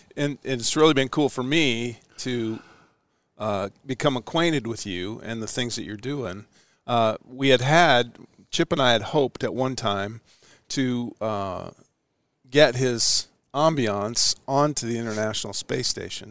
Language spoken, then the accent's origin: English; Ashland, Nebraska, United States; also born or lived in Omaha, Nebraska; I was born in Omaha and raised right here in Ashland where we're sitting.